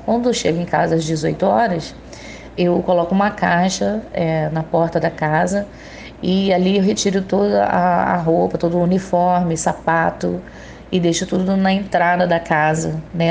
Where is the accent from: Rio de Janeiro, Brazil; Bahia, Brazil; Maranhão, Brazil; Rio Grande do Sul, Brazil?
Rio de Janeiro, Brazil; Itaguaí; eu sou de Itaguaí, Rio de Janeiro